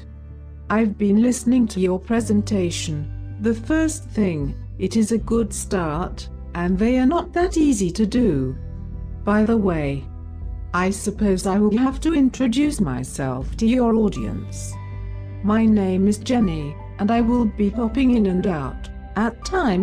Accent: near Winchester, South East England, United Kingdom; I'm from Kearsley, England, just outside of Winchester

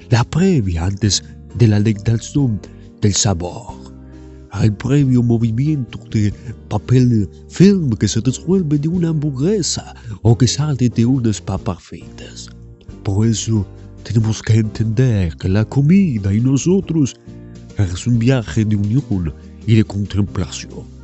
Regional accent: Almagro, Buenos Aires, Argentina; also born or lived in France; En realidad yo nací en Francia, pero a los cuatro añitos de muy chiquito me a vivir aquí, a la Argentina

